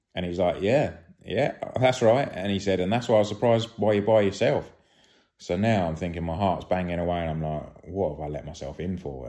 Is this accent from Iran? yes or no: no; United Kingdom; being British